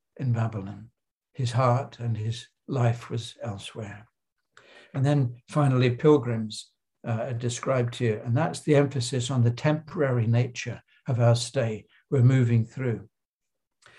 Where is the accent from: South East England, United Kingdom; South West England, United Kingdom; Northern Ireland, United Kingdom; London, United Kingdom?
South East England, United Kingdom; Crowborough; I grew up in Crowborough in Sussex in the south of England